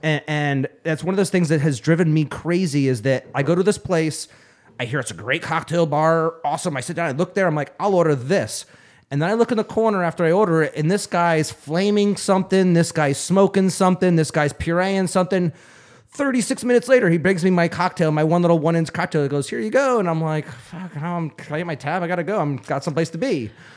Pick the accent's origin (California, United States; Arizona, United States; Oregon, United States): Arizona, United States; Phoenix; I'm from Phoenix